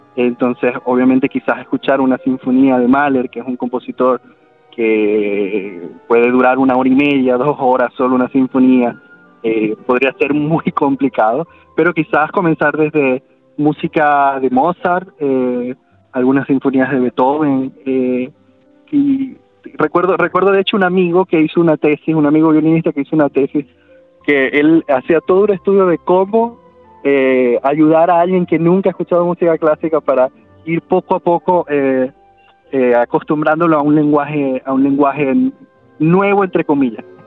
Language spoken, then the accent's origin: Spanish; Venezuela; moved away as an adult; mi formación fue en Venezuela. Yo, eh, vi, no, no salí de Venezuela quizás como hasta cuando tuve, eh, veinte años, quizás